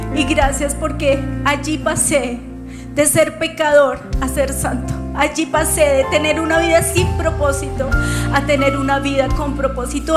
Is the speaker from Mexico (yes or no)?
no; Colombia; como colombiana.